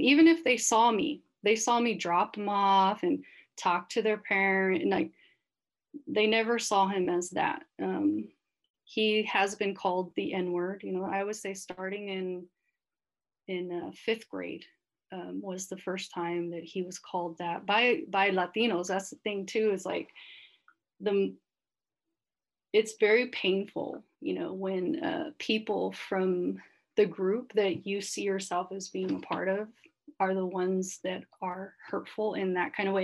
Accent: Sacramento, California, United States; moved away as an adult; also born or lived in Santa Barbara, California / Sylmar, Los Angeles, California; now in Los Angeles, United States; I grew up in Sacramento

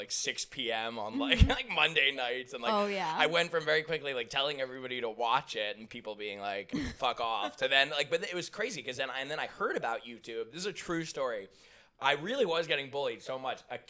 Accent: Philadelphia, Pennsylvania, United States; I'm from suburbs of Philadelphia.

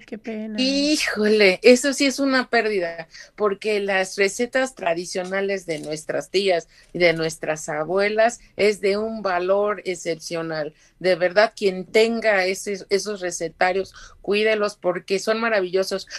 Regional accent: Puebla, Mexico; tanto mexicana como poblana

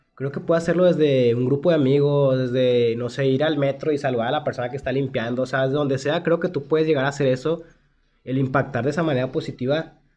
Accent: Monterrey, Nuevo León, Mexico; nuestra ciudad

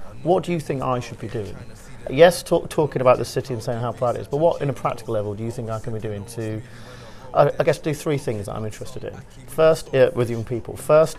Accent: Whittlesey, East of England, United Kingdom; also born or lived in Peterborough; I grew up in Whittlesea. Just, you know, outside Strang. I went to my local comprehensive

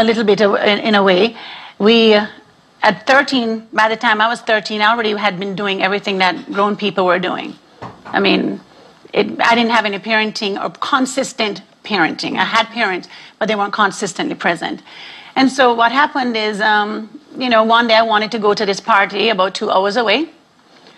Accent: Jamaica; now in Arlington, United States; I was raised in a Rastafarian home in Jamaica

